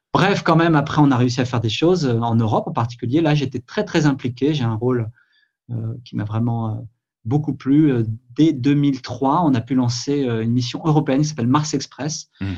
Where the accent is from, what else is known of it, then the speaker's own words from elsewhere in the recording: France; chez nous en France